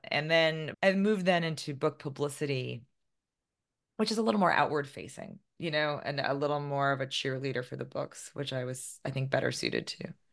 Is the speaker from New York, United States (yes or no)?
yes; White Plains, New York, United States; I grew up about thirty minutes north of the city in one of the less glamorous towns in Westchester County